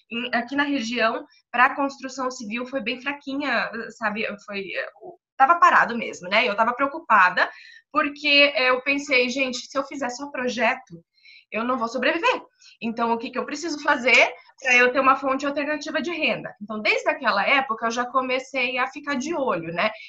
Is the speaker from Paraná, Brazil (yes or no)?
yes; Toledo, Paraná, Brazil; accent: pé vermelho; eu sou de Toledo, no Paraná.